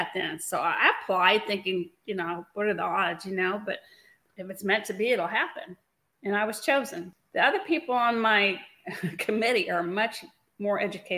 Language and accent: English; California, United States; now in Kentucky, United States; I grew up in California, so I'm used to really beautiful weather